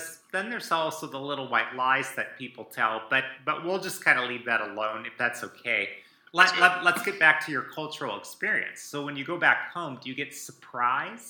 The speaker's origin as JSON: {"language": "English", "region": "Iowa", "country": "United States", "tie": "born or raised there", "said": "I grew up in Iowa"}